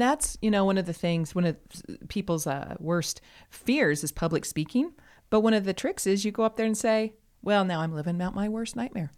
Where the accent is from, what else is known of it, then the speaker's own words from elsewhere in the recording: United States; as an American